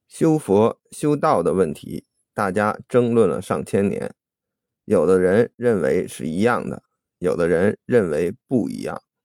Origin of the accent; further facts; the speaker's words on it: China; 我们作为中国人